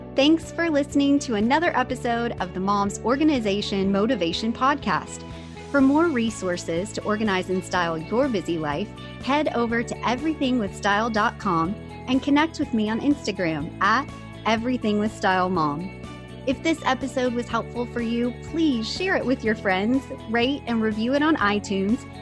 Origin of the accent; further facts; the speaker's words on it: the South, United States; I'm from the South